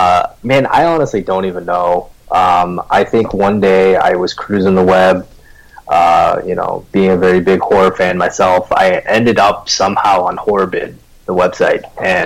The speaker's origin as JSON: {"language": "English", "region": "Midwest", "country": "United States", "said": "I'm from the Midwest. You either drive in this shit or you don't, and you end up not doing anything all winter."}